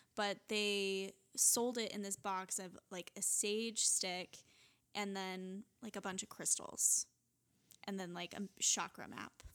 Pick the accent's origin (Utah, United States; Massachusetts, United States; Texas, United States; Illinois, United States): Utah, United States; growing up in Utah